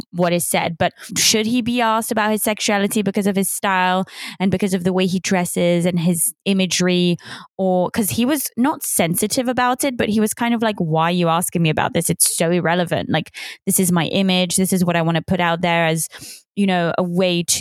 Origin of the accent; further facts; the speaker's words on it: Switzerland; also born or lived in United Kingdom / Paris, France; now in United States; the accent is actually, I grew up in Switzerland, English family. I lived in the UK, but I lived in Switzerland, but I lived in Paris, but then I lived in the US for the last three years.